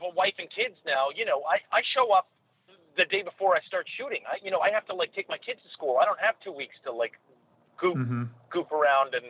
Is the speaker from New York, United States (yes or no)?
yes; New York, United States; I grew up in New York